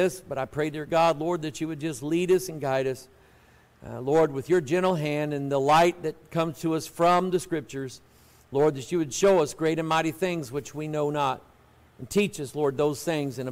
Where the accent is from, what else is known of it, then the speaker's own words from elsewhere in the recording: United States; But I was born in America.